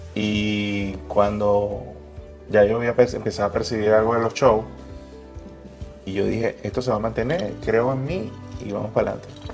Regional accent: Venezuela; moved away as an adult; todos los venezolanos que estamos regados a nivel mundial

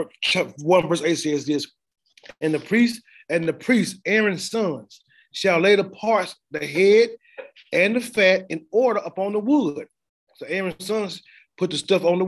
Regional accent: the South, United States; I'm from the South, and I used to be going in the country sometimes

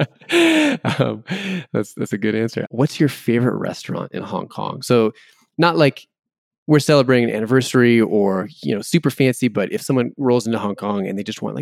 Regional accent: United States; As an American

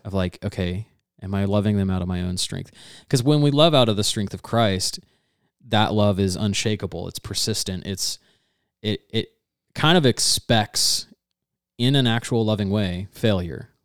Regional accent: Georgia, United States; growing up in Georgia

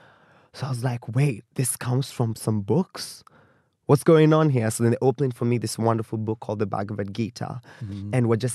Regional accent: Kenya; But I had people who could relate with me as a Kenyan millennial kind of going through life.

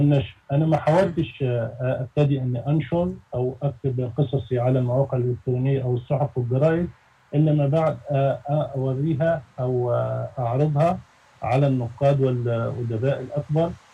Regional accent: Egypt; احنا عندنا في مصر

